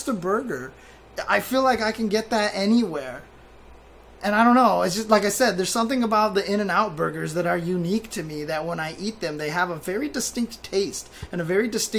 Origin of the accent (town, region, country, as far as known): Inland Empire, California, United States; born or raised there